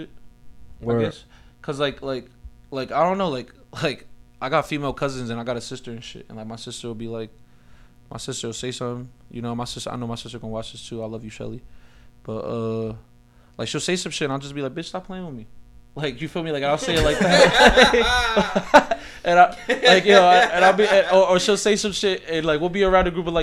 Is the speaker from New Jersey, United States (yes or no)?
yes; Elizabeth, New Jersey, United States; I grew up in the Bayway area of Elizabeth on Summer Street